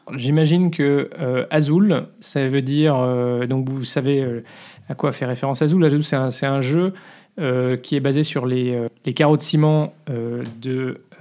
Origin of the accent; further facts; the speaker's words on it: France; moved away as an adult; now in Belgium; je suis français